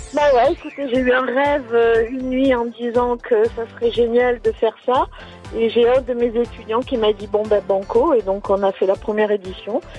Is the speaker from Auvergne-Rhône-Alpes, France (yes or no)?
no; Var / Alpes-Maritimes, Provence-Alpes-Côte d'Azur, France; now in La Turbie, France; je suis une vraie sudiste, euh, une moitié varoise, moitié zéro 06.